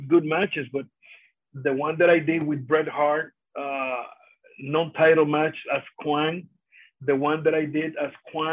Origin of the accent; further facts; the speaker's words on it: Vega Alta, Puerto Rico; first language Spanish; English is a second language; that's my hometown, in where I born, in where I went to the schools